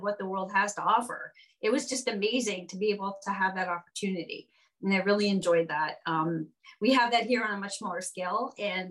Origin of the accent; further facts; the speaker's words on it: Montreal, Quebec, Canada; moved away as an adult; now in New York, United States; such a European influence in Montreal, where I'm from. And it's really special. It's beautiful. It's special. It's different. And I enjoyed growing up there.